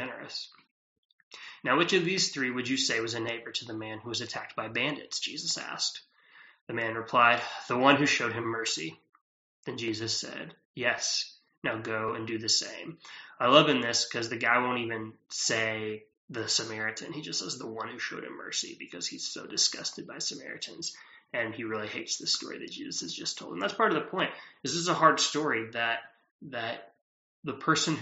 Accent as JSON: {"language": "English", "region": "Texas", "country": "United States", "moved": "yes", "said": "I'm a Texan"}